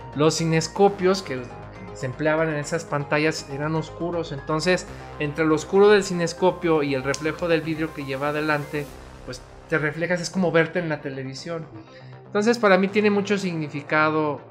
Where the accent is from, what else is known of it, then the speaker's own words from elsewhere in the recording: León, Guanajuato, Mexico; also born or lived in Guadalajara, Jalisco; yo nací en Guadalajara, pero pues soy panza verde. La verdad es que soy hijo adoptivo de esta hermosa ciudad, León, Guanajuato.